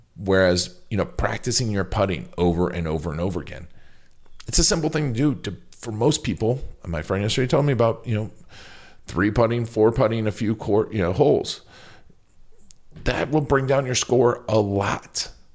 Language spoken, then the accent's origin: English; Milwaukee, Wisconsin, United States; Milwaukee's my hometown